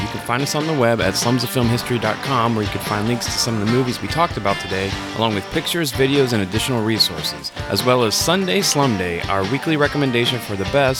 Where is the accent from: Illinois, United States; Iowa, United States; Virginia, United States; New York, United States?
Virginia, United States; moved away; we are going to Virginia, back to our homes.